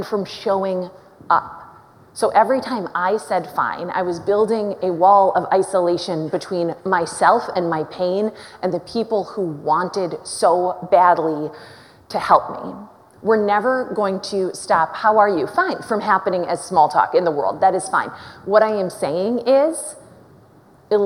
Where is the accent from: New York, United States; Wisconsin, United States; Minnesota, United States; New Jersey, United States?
Minnesota, United States; Minneapolis; born and raised in Minneapolis